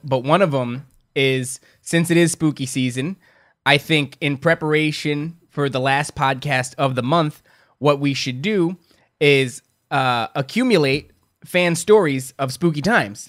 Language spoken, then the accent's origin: English; Carteret, New Jersey, United States; also born or lived in Elizabeth, New Jersey; my hometown's Carteret